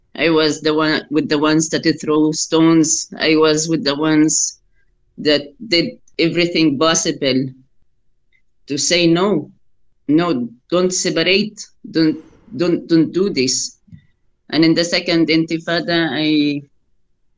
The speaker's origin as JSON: {"language": "English", "town": "Al-Eizariya", "region": "West Bank", "country": "Palestine", "tie": "born or raised there", "said": "We grew up in Isaria, which is 20 minutes walk to my grandparents' house in Ras Al Amud"}